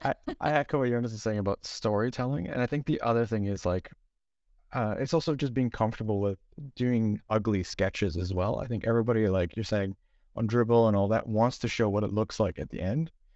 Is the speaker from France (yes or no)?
no; Toronto, Ontario, Canada; now in Stockholm, Sweden; originally I'm from Toronto, currently in Stockholm